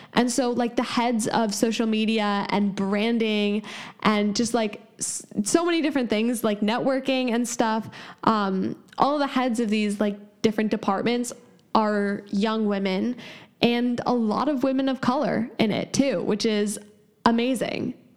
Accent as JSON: {"language": "English", "town": "San Francisco", "region": "California", "country": "United States", "said": "I'm 17 and from San Francisco, California"}